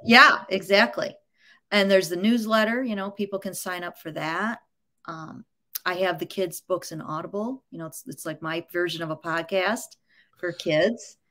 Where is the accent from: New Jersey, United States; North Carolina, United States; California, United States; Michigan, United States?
Michigan, United States; Grosse Pointe; I was born in Grosse Pointe, Michigan